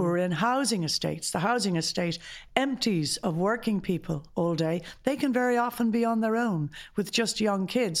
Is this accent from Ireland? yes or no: yes; Ireland; as an Irish society